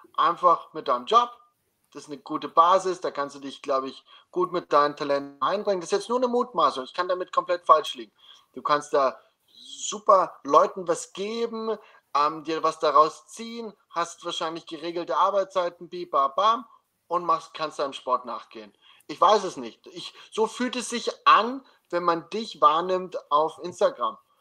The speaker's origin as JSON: {"language": "German", "country": "Germany", "tie": "born or raised there", "moved": "yes", "lives_now": "Austria", "said": "als gebürtiger Deutscher"}